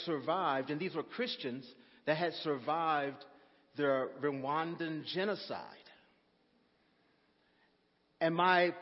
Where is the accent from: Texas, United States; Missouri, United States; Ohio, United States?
Texas, United States; I'm from Texas